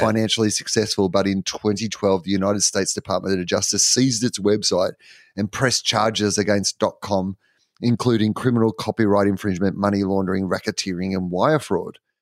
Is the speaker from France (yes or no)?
no; Australia; I am an Aussie